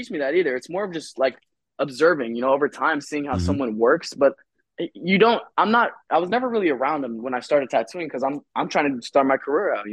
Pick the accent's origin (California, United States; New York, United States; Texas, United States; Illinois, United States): Illinois, United States; moved away; I'm also from Illinois. I was born there.